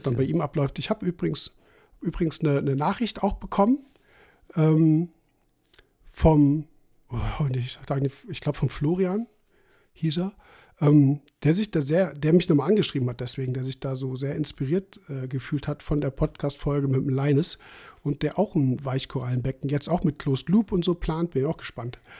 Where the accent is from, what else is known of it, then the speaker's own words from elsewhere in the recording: Saarpfalz, Saarland, Germany; das ist mein Heimatverein, weil es halt aus der Ecke kommt, wo ich herkomme.